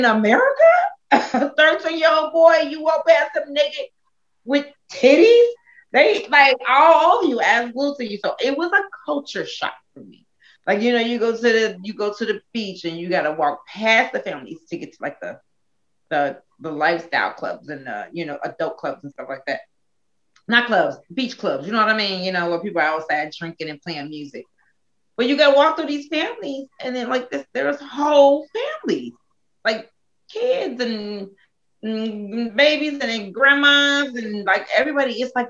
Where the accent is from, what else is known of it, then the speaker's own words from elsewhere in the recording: United States; It's so European, and I'm so American.